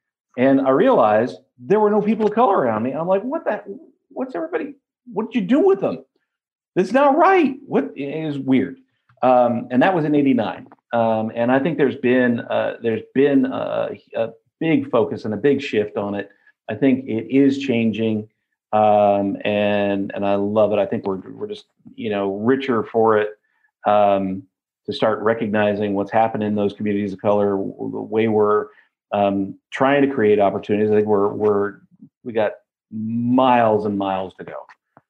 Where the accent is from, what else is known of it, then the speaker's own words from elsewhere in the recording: California, United States; now in Oregon, United States; I came from the Bay Area, right? Complete multicultural area that I was in. When I moved up to Oregon, it was a shock.